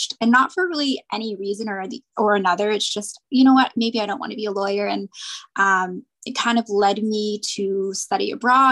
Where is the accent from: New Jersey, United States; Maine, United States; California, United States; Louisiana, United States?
Maine, United States; moved away as an adult; also born or lived in Cambodia / China; Like I grew up in Maine. I grew up in a really small town.